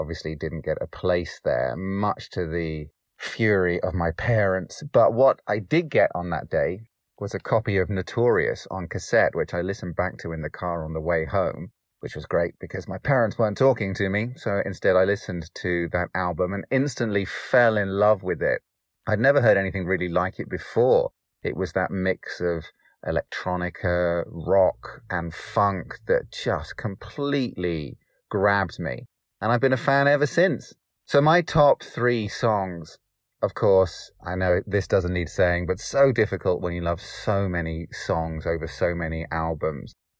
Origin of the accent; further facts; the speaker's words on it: Derbyshire, East Midlands, United Kingdom; I am from Derbyshire in the United Kingdom